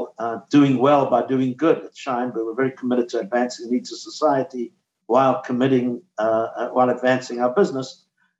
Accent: South Africa; now in United States; I grew up in South Africa

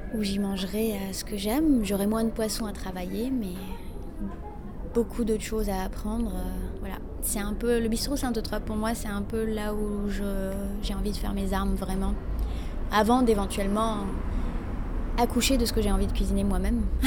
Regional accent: Morocco; now in Paris, France; Chez nous, au Maroc, on n'a pas le droit en tant que femme d'en manger

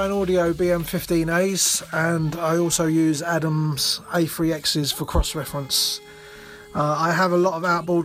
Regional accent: Dagenham, London, United Kingdom; I was born and bred in Dagenham, which sits in the Essex and East London border

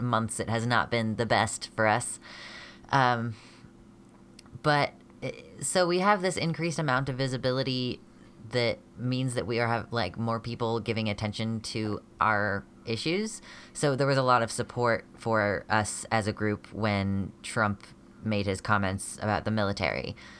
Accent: United States; I'm a genderqueer American person

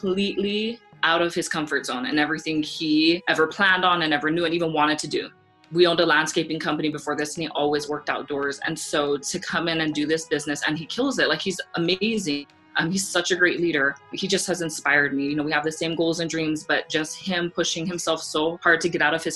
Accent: Laie, Hawaii, United States; moved away; I grew up in Hawaii where like everybody can sing and everybody sings karaoke

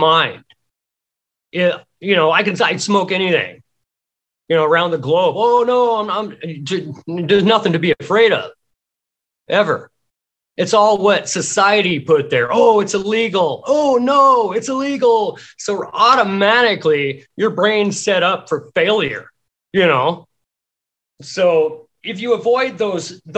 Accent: Pacific Northwest, United States; I grew up in the Pacific Northwest

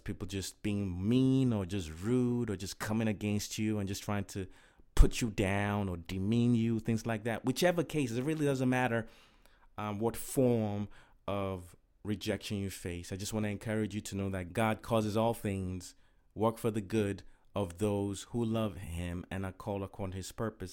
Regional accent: Nigeria; moved away as an adult; also born or lived in Inglewood, California / Okrika, Rivers State, Nigeria; my parents moved back to Nigeria, and, uh, I was raised there for nineteen years.

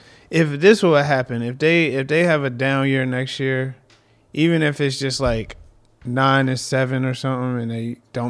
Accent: Philadelphia, Pennsylvania, United States; I'm from Philadelphia.

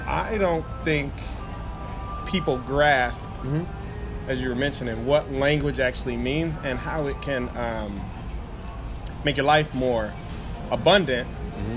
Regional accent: Midwest, United States; I am a Midwest born and raised American

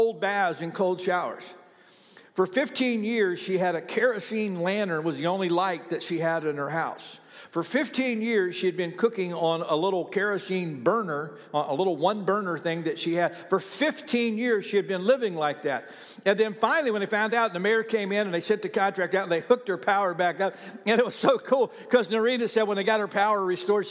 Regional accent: Ohio, United States; now in Oklahoma, United States; I've got a lot of friends that I grew up with in Ohio that have now moved to Florida.

